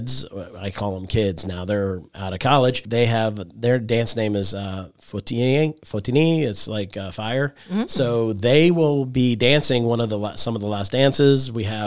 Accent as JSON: {"language": "English", "town": "Washington", "region": "District of Columbia", "country": "United States", "moved": "yes", "said": "I'm from Washington, D.C. area originally."}